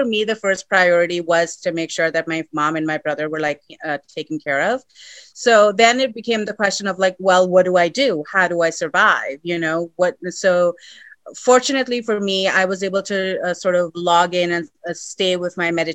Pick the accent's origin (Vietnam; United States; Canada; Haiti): United States; Sacramento, California; moved away as an adult; also born or lived in India; now in Los Angeles, United States; I was born in India, but then I grew up in Sacramento.